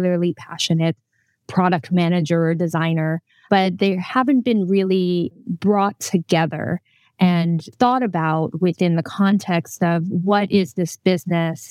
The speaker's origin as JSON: {"language": "English", "country": "United States", "moved": "as an adult", "lives_now": "Netherlands", "said": "I usually am based in the Netherlands. I'm American by background, but I moved to the Netherlands about 6 years ago"}